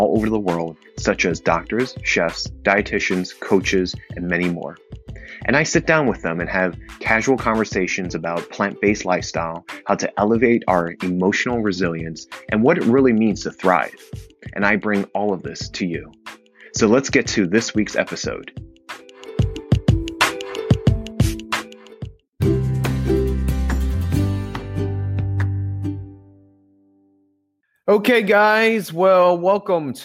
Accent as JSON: {"language": "English", "region": "New Jersey", "country": "United States", "moved": "yes", "lives_now": "Los Angeles, United States", "said": "I'm originally from New Jersey"}